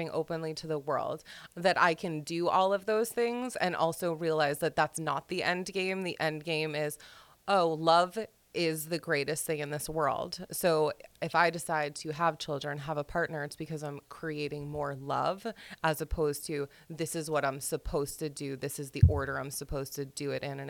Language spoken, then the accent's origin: English; Long Island, New York, United States; growing up on Long Island